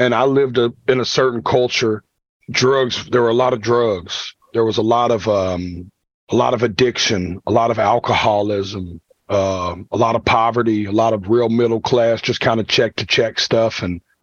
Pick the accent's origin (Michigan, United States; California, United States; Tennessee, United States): Tennessee, United States; Nashville; I'm from Nashville, Tennessee.